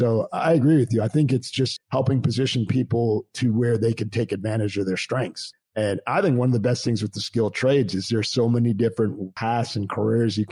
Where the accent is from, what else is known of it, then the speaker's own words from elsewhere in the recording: Canada; moved away; I grew up in Canada